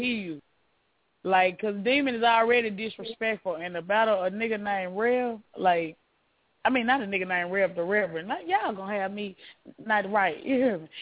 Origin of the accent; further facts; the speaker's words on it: Memphis, Tennessee, United States; I'm from Mitchell Heights